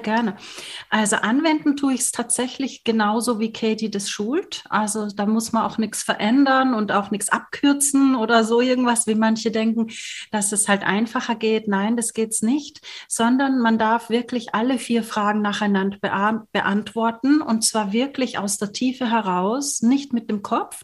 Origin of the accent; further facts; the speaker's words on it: Austria; moved away; Ich komme aus Österreich ursprünglich